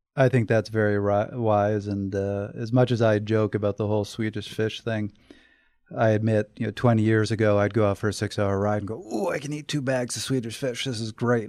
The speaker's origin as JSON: {"language": "English", "country": "Canada", "said": "I'm from Canada"}